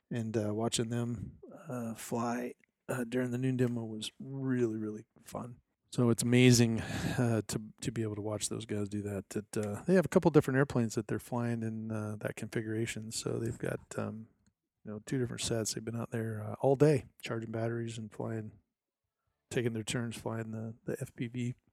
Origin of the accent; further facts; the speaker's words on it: Arizona, United States; But for now … from Arizona, we'll uh, see you in two weeks.